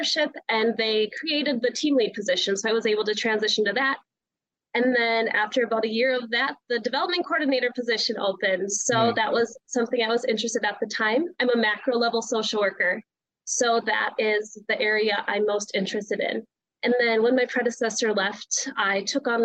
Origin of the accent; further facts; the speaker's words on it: Minot, North Dakota, United States; moved away as an adult; now in Minnesota, United States; So I am originally from North Dakota. So I grew up in Minot, and I've been living in Minnesota now for about 5 years.